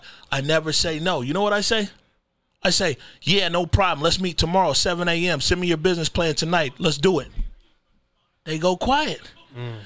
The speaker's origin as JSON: {"language": "English", "town": "Seattle", "region": "Washington", "country": "United States", "tie": "born or raised there", "also_born_or_lived": "North Carolina / Kenya", "said": "I grew up in a CD"}